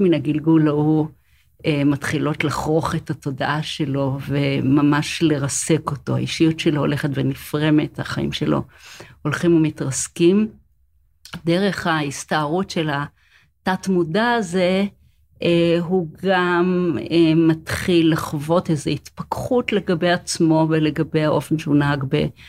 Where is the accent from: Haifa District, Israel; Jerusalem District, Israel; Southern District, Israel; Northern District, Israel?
Jerusalem District, Israel; Jerusalem; אני חיה בירושלים, אני נולדתי בירושלים